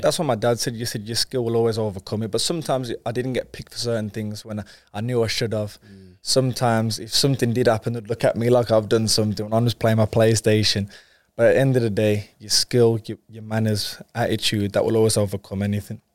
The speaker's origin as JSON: {"language": "English", "town": "Wolverhampton", "region": "West Midlands", "country": "United Kingdom", "said": "I'm from Wolverhampton, but uh, my dad's background is Jamaican"}